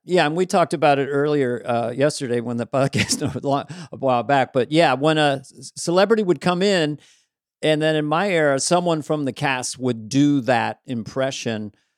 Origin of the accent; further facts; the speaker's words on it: Bay Area, California, United States; I'm from Bay Area